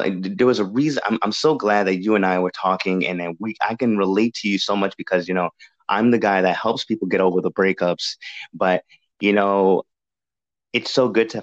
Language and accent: English; New England, United States; moved away; I'm from the New England area as well. I was that's where I was raised